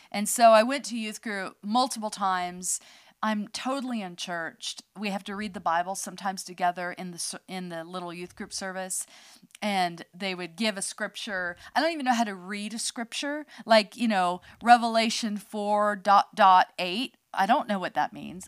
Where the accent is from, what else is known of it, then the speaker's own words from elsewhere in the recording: outside San Francisco, California, United States; I was born in California, outside of um, San Francisco